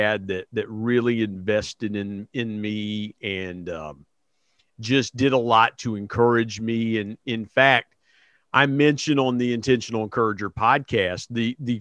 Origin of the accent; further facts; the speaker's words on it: Belpre, Ohio, United States; also born or lived in Huntington, West Virginia / Parkersburg, West Virginia; Belpre, Ohio is right across the river, and that's where I grew up, the little town I grew up